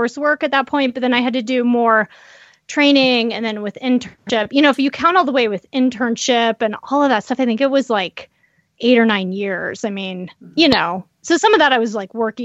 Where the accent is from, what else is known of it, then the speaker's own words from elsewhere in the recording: Colorado, United States; moved away; I grew up in Colorado